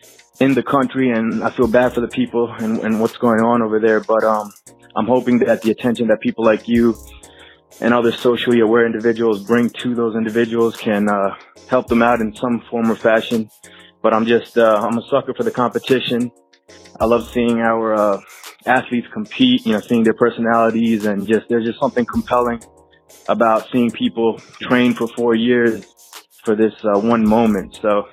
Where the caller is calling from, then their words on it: Philadelphia, Pennsylvania, United States; I'm calling from Philly.